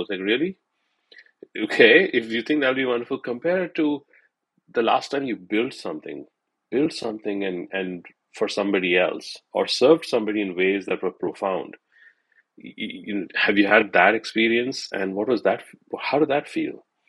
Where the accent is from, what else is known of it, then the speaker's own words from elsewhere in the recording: India; growing up in India